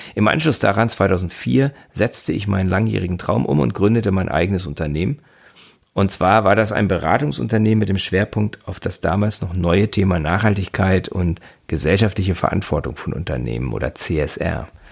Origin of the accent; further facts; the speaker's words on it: Göttingen, Lower Saxony, Germany; moved away as an adult; now in Bremen, Germany; Gebürtig bin ich aus Göttingen und lebe seit fünfundzwanzig Jahren in Bremen